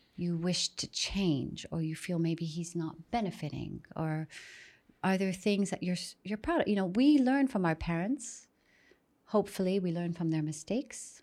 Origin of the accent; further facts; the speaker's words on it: Saudi Arabia; moved away as an adult; also born or lived in Miami; growing up in Saudi, extremely sheltered